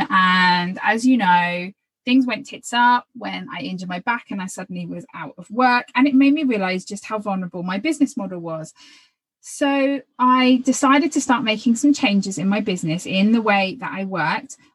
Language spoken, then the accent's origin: English; Phoenix, Arizona, United States